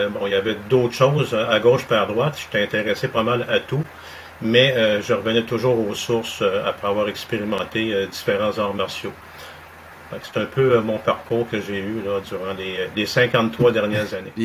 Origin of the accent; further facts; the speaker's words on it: Montreal, Quebec, Canada; also born or lived in Saint-Jérôme; je suis né à Saint-Jérôme, mais j'ai grandi à Montréal, sur le plateau Mont-Royal.